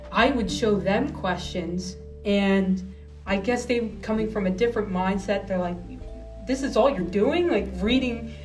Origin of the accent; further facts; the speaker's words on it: New Jersey, United States; also born or lived in New Hampshire; I'm originally from New Jersey.